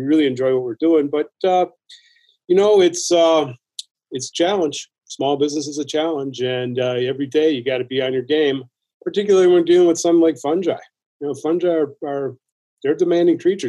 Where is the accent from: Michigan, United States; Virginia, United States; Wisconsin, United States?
Wisconsin, United States; Milwaukee; I grew up in Milwaukee in a large family, large Polish family.